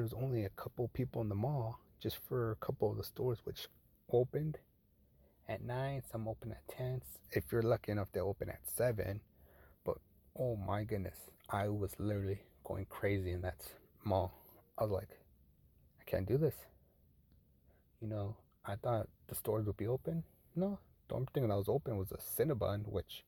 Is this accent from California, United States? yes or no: yes; Fullerton, California, United States; back in my hometown, Fullerton